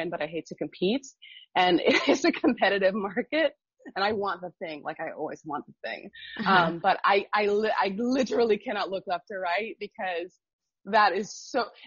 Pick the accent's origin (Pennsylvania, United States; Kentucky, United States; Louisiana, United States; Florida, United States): Florida, United States; Miami; moved away as an adult; also born or lived in Munich; now in Berlin, Germany; I grew up in Miami, and Miami is super diverse